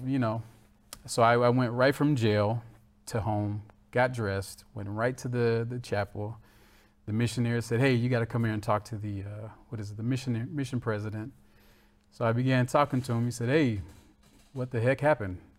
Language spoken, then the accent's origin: English; Florida, United States; I was born in Florida